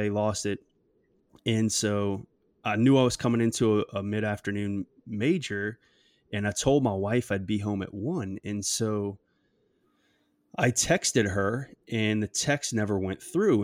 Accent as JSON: {"language": "English", "area": "South Shore", "region": "Louisiana", "country": "United States", "tie": "born or raised there", "said": "I grew up on the South Shore and playing baseball at Delgado"}